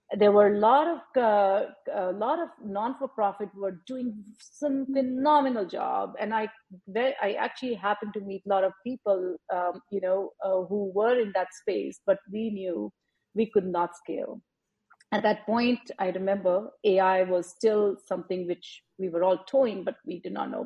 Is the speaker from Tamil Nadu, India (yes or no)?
no; Faridabad, Haryana, India; moved away as an adult; also born or lived in Chennai, India; now in United States; I grew up in India, um, a town outside New Delhi, Faridabad